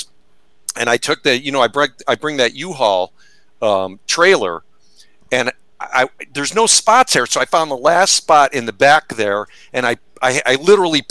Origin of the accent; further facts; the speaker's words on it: Syracuse, New York, United States; I grew up in Syracuse, New York